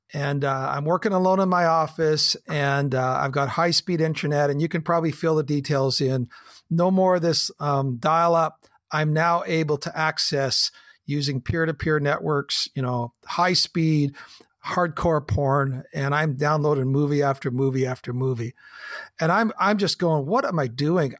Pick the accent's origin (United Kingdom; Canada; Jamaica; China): Canada; the Kootenays, British Columbia; I'm a Canadian kid, a farm boy, grew up in the Kootenays